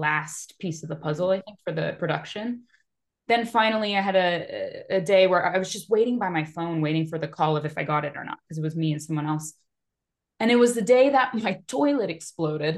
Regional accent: Seattle, Washington, United States; I'm a nobody from Seattle

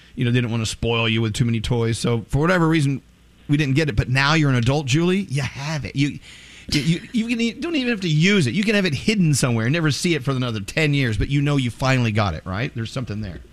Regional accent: Texas, United States; growing up in the Bible Belt in Texas

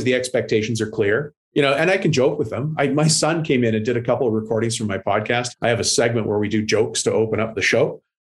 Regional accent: Canada; I'm Canadian

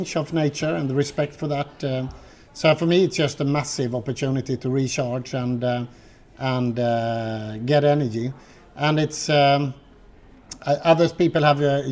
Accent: Gothenburg, Västra Götaland, Sweden; I'm brought up on the west coast of Sweden. I'm from Gothenburg.

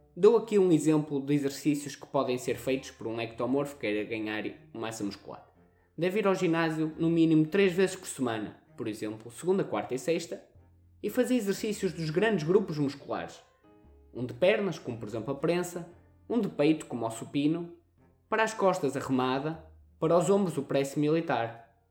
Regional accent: Northern Portugal, Portugal; accent: pronúncia do norte; temos a pronúncia do norte

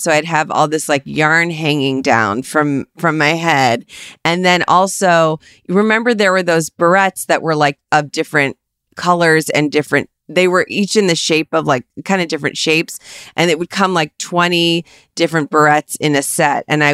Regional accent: Cleveland, Ohio, United States; born or raised there

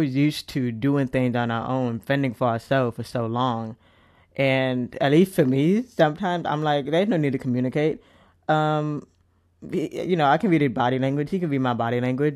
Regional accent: United States; I am an American, I have, I consider myself part of many different cultures

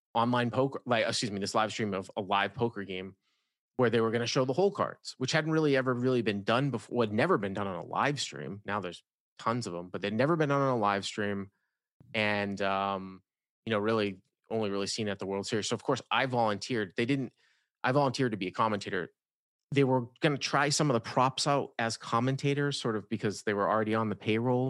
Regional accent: Boston, Massachusetts, United States; moved away as an adult; also born or lived in Syracuse, New York / Los Angeles, California; The Boston area, Massachusetts

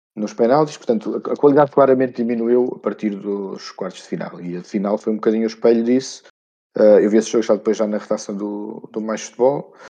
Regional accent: Portugal; como bom português

